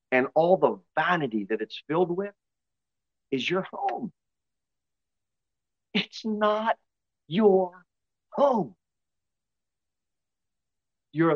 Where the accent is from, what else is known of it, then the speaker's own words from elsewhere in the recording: United States; we're American